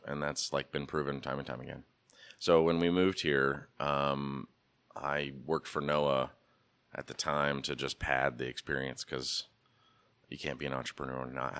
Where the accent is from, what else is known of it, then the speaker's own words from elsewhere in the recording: Pacific Northwest, United States; I'm an American dude. Who doesn't like the American heritage? And I grew up in the Northwest